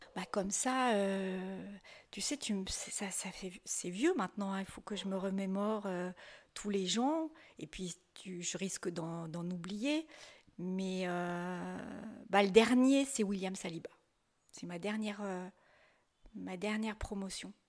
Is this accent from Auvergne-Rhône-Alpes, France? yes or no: yes; Saint-Étienne, Auvergne-Rhône-Alpes, France; je suis stéphanoise